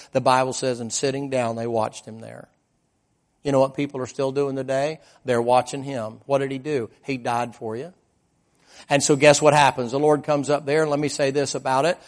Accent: the South, United States; I was raised in the South.

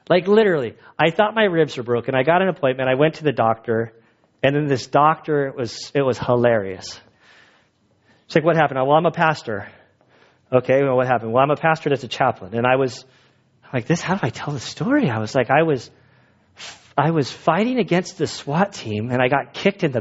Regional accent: United States; I am an American citizen. I grew up here

